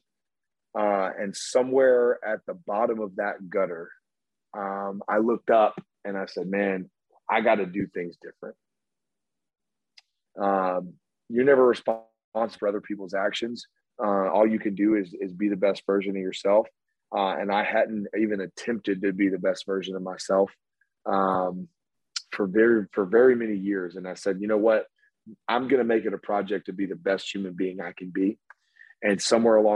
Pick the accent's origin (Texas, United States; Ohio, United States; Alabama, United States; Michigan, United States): Alabama, United States; Homewood; I grew up in Homewood, Alabama